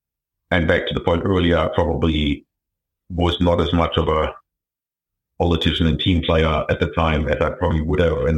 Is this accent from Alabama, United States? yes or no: no; New Hampshire, United States; I grew up in New Hampshire, very, you know, not poor, but definitely not middle class upbringing.